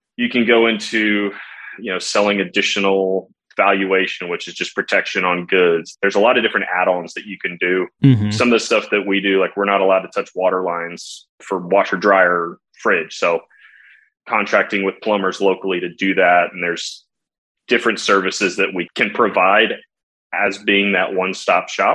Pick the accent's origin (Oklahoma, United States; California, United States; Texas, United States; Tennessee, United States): Texas, United States; San Antonio; also born or lived in Dallas; Born and raised in San Antonio